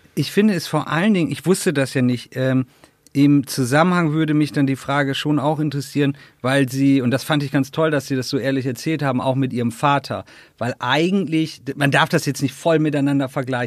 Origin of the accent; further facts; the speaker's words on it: Northern Germany, Germany; moved away; in meiner alten Heimat äh, Norddeutschland